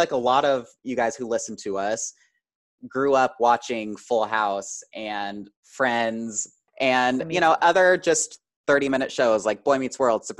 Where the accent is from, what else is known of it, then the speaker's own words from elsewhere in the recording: Illinois, United States; moved away; I grew up in Illinois. Everything was always Central time.